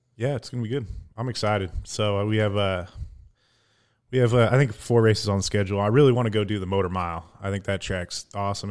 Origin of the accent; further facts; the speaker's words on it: Sacramento, California, United States; moved away; originally from, uh, Sacramento area out in California.